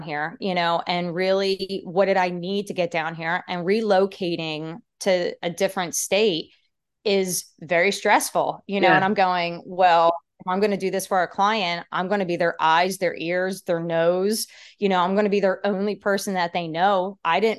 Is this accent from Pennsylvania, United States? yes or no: yes; Pennsylvania, United States; moved away as an adult; also born or lived in New Jersey; now in Nashville, United States; originally I'm from Pennsylvania. I grew up north